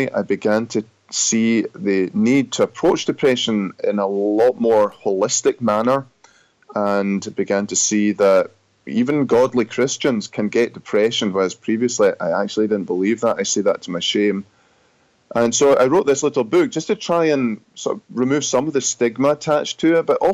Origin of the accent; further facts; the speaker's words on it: Scotland, United Kingdom; accent: Scottish; moved away as an adult; also born or lived in Grand Rapids, Michigan, United States; now in United States; I'm from Scotland originally. I pastored there for 12, 13 years and was called to serve in the U.S. in 2007. I've been here since then and now very happily an American citizen, but still with a Scottish accent